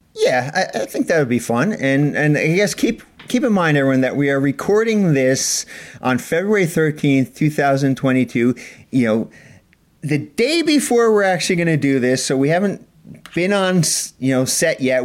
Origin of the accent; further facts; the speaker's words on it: East Coast, United States; we're from the East Coast